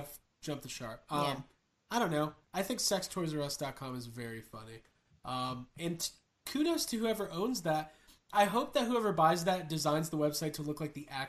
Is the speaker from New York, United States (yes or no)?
no; Chicago, Illinois, United States; It will be next April in Chicago, my hometown.